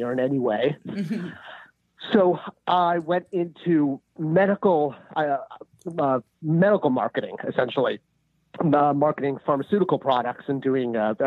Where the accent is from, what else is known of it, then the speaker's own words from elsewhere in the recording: Southern California, United States; Growing up in Southern California, Mattel was right off the freeway